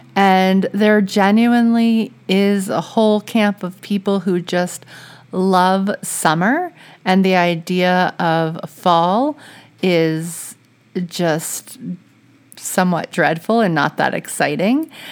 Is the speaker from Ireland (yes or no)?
no; Louisiana, United States; now in New England, United States; I'm from Louisiana